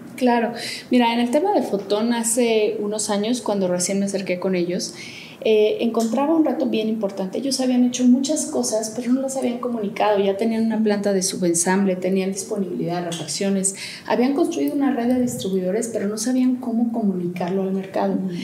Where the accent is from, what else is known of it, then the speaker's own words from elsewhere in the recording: Aguascalientes, Mexico; moved away as an adult; now in Mexico City, Mexico; Yo soy originaria de Aguascalientes